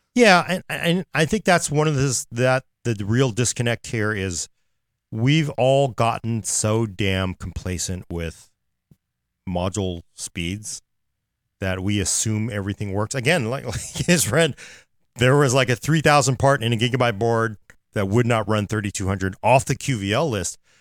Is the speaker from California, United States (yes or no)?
yes; Oakland, California, United States; I am from Oakland